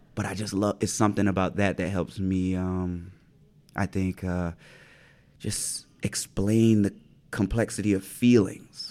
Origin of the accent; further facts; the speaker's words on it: Pineville, South Carolina, United States; Growing up where I grew up in Pineville, in the low country of South Carolina